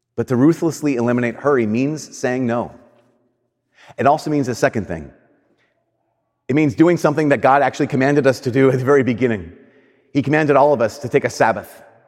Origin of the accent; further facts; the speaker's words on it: United States; I'm an American.